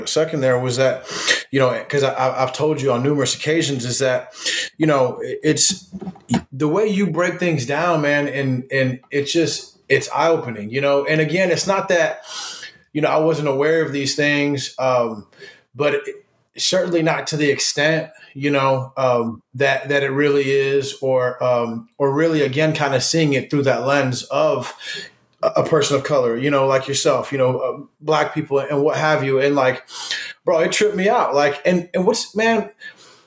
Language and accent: English; San Antonio, Texas, United States; growing up in San Antonio is pretty diverse, but it's definitely primarily Hispanic, primarily Mexican